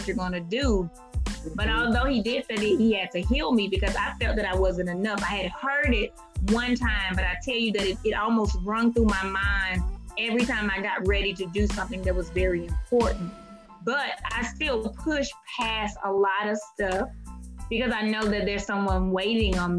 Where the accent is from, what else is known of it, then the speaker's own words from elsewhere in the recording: Mississippi, United States; moved away; also born or lived in Georgia; I'm from Mississippi, but I lived in Georgia at the time.